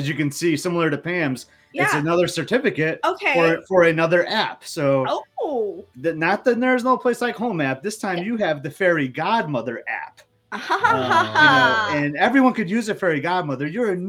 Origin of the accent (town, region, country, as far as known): Michigan, United States